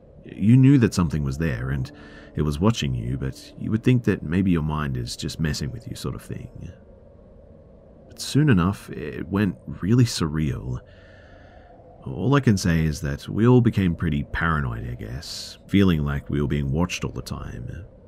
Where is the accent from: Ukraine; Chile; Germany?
Ukraine; English is a second language; Please bear in mind that I'm from the Ukraine, and it's not some fancy building, but like a Soviet 9-story panel one